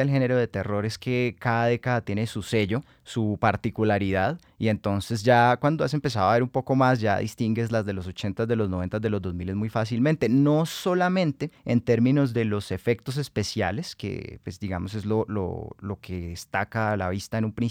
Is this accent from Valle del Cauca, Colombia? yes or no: yes; Cali, Valle del Cauca, Colombia; todos somos caleños. Yo crecí en el centro